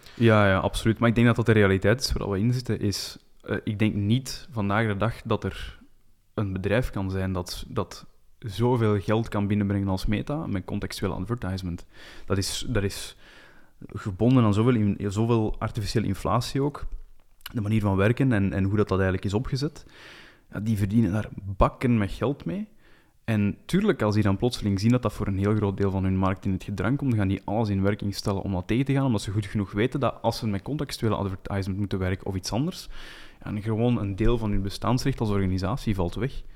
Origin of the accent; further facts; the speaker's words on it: Flanders, Belgium; als Belg en Vlaming